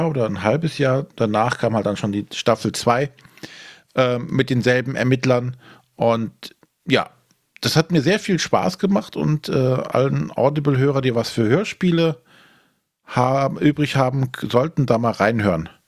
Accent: Rhineland, Germany; was jetzt für mich als Rheinländer immer schwierig ist, das Ganze spielt halt äh, in Bayern und hat auch diesen bayerischen Anstrich.

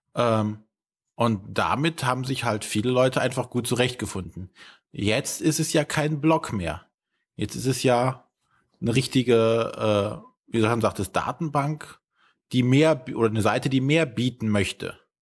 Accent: Germany; wir in Deutschland

